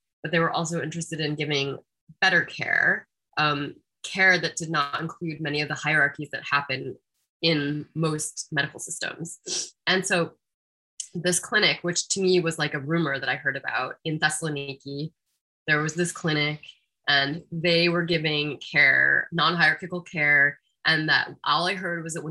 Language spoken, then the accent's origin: English; United States; as an American person